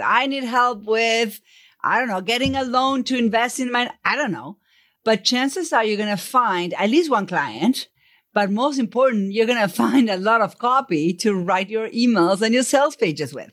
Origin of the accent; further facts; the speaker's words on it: Buenos Aires, Argentina; accent: Buenos Aires; first language Spanish; English is a second language; moved away; I grew up in Argentina. So first question is, where is your accent from? It's from Buenos Aires. Spanish is my first language